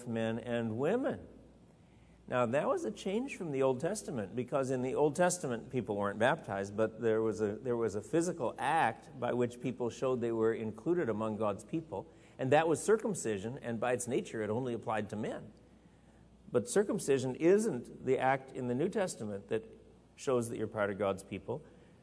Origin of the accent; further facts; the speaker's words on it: Wisconsin, United States; in the church I was growing up in Wisconsin